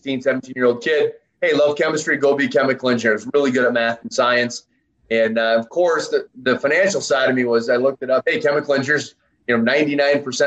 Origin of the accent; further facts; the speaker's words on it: St. Louis, Michigan, United States; now in Wisconsin, United States; I grew up in Lower Michigan, a little town called St. Louis